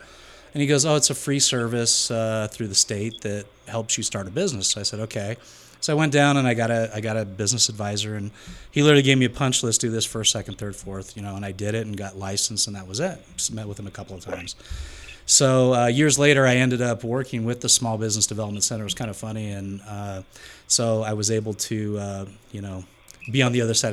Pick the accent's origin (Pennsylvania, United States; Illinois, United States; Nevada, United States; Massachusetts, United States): Nevada, United States; Las Vegas; I was born and raised in Las Vegas